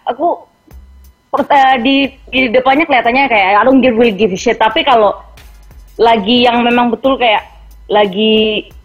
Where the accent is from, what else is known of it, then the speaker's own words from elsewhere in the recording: Timika, Central Papua, Indonesia; tinggalnya beda kota mereka di Merauke terus saya kan dari Timika